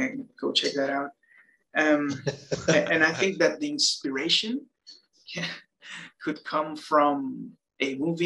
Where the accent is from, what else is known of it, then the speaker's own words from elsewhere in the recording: Mexico; born and raised in Mexico